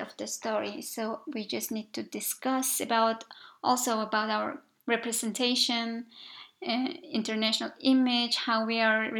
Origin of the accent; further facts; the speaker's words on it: Mongolia; also born or lived in Budapest, Hungary; I was from Mongolia